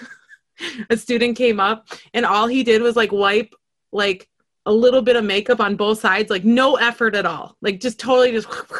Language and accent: English; Duluth, Minnesota, United States; it was so cold because it's Duluth